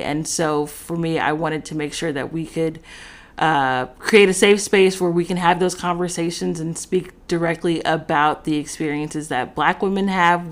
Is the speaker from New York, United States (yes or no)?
no; Los Angeles, California, United States; I'm from Los Angeles, California